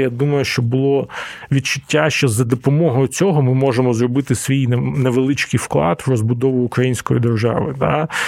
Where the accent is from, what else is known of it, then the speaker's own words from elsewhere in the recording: Donetsk, Donetsk Oblast, Ukraine; moved away; мій рідний Донецьк